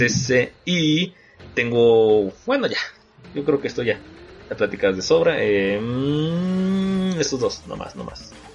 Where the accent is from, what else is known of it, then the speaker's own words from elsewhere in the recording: Guamúchil, Sinaloa, Mexico; yo soy de Guamuchil, Sinaloa